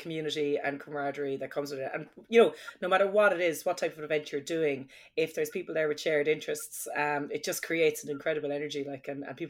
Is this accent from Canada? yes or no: no; Crosshaven, Munster, Ireland; I'm from Crosshaven. So Crosshaven is just at the entrance to Cork Harbour. So it's like, it would be a fishing village. Like, there's loads of fishing boats. And like, I grew up in a pub and a restaurant